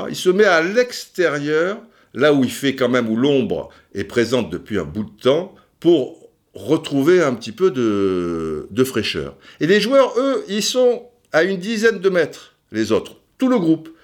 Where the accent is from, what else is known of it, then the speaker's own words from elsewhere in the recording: Cannes, Provence-Alpes-Côte d'Azur, France; Moi, je suis de Cannes